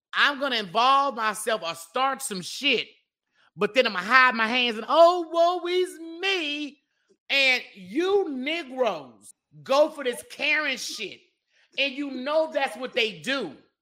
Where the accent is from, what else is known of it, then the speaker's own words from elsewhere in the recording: Memphis, Tennessee, United States; I'm from South Memphis